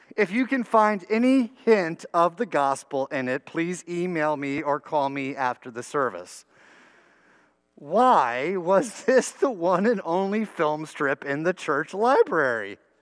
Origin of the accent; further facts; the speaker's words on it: New Brunswick, New Jersey, United States; my church school education growing up in New Brunswick, New Jersey